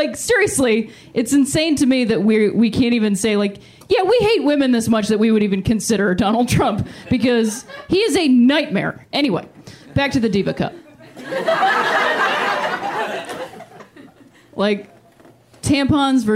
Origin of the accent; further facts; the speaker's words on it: Akron, Ohio, United States; moved away; also born or lived in Chicago; I am from Akron, Ohio